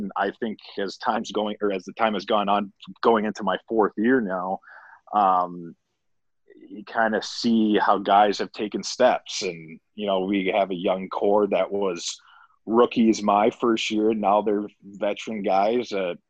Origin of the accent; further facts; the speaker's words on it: Minnesota, United States; I got to play it against the Wild. So playing against my hometown team, that was pretty special.